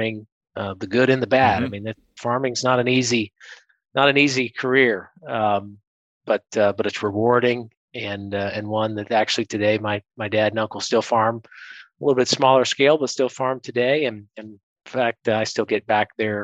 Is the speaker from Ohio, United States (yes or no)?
yes; South Central Ohio, United States; moved away as an adult; I come from Southern Ohio, South Central Ohio, where my dad and uncle and family have had a couple generation corn, soybean, and wheat farm. And so agriculture is in our DNA. It's who we are. It's how we think. It's what we do. And so first 18 years of my life were really spent around the farm